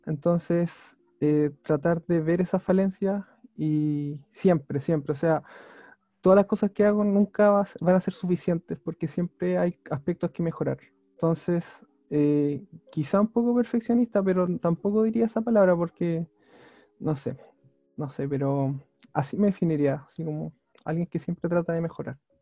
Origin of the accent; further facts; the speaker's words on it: Talca, Maule, Chile; soy de Talca, eh, nací allá y he vivido toda mi vida acá